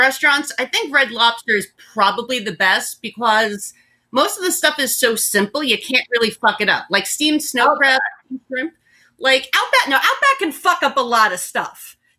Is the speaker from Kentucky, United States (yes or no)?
no; New York City, New York, United States; Eddie and I are both from the part of Brooklyn that a lot of the city likes to pretend doesn't exist. I'm from Bay Ridge.